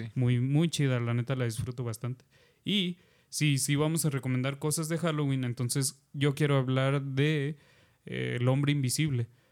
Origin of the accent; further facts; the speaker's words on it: southern Oaxaca, Mexico; moved away; de donde soy, de allá del, del pueblo, vaya, de Oaxaca del sur.